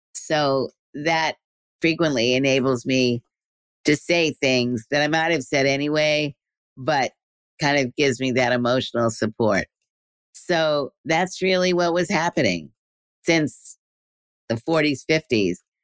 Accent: New York City, New York, United States; in New York City, which is where I was growing up in Brooklyn

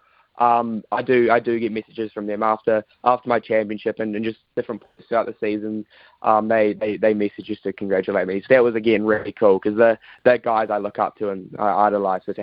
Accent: New Zealand; also born or lived in United Kingdom; being a Kiwi over there in the UK

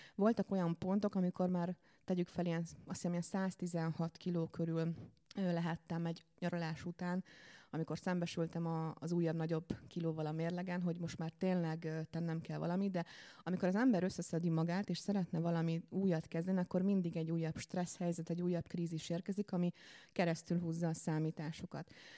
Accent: Békéscsaba, Békés, Hungary; moved away as an adult; now in Budapest, Hungary; Én nagyon szerető családban nőttem fel vidéken, Békés Csabáról érkeztem a fővárosba a diplomázás után

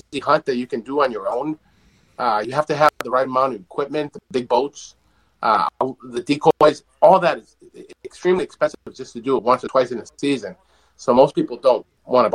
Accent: New Hampshire, United States; moved away as an adult; now in Rhode Island, United States; I was originally from New Hampshire, and up there we have the Great Bay

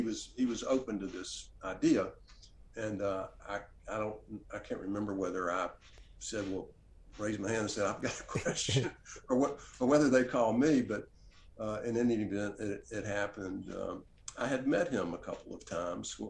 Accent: Oxford, Mississippi, United States; also born or lived in Washington, D.C.; back to Oxford, my, the, the, my hometown, place where I grew up, and open a bookstore here

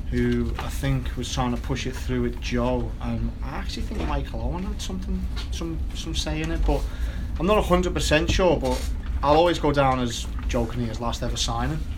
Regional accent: Wigan, North West England, United Kingdom; because I come from Wigan where it was really a working class club.

